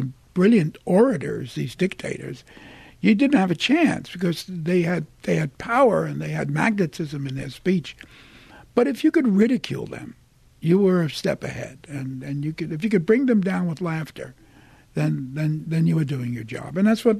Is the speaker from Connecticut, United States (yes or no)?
no; New York, United States; I'm from Williamsburg. You know, we used to pay $18 a month in rent in Williamsburg.